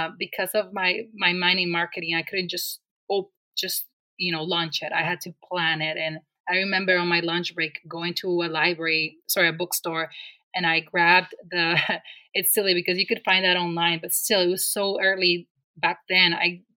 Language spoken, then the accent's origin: English; Dominican Republic; moved away as an adult; now in Rochester, United States; I came all the way from the Dominican Republic to Rochester, New York for college